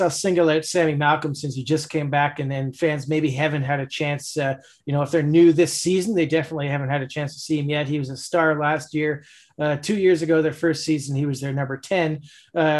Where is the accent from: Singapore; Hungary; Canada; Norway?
Canada; Toronto, Ontario; now in Halifax, Canada; grew up in Toronto. I'm from Toronto.